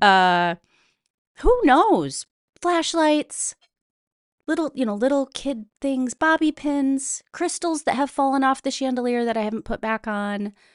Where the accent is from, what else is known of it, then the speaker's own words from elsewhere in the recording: Midwest, United States; I'm from the Midwest, we have a very distinct traditions, whether they're Brandy Alexander's or dinner, supper clubs